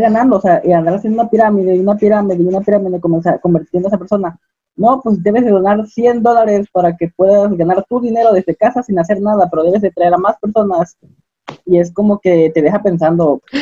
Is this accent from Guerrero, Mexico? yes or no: yes; Acapulco, Guerrero, Mexico; moved away; also born or lived in Coahuila; yo soy de Acapulco